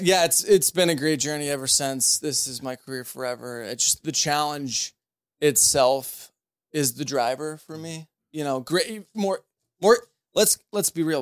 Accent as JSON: {"language": "English", "town": "St. Charles", "region": "Missouri", "country": "United States", "tie": "born or raised there", "said": "born and raised in Saint Charles"}